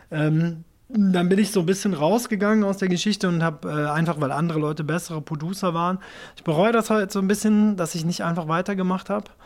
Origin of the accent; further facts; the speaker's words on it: Japan; also ich bin ja in Japan aufgewachsen, das heißt, ich bin natürlich mit Nintendo Videogames